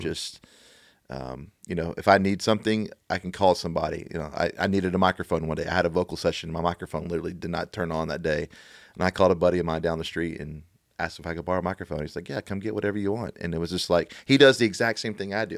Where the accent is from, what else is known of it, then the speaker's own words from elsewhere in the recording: Beaumont, Texas, United States; also born or lived in Oklahoma City / Dallas; now in Nashville, United States; I, I grew up in, in a little town called Beaumont, Texas